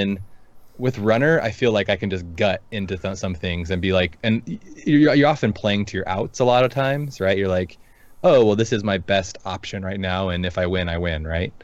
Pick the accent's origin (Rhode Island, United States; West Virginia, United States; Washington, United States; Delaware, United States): Washington, United States; Seattle; moved away; I'm from the Seattle area, so yeah. I'm a transplant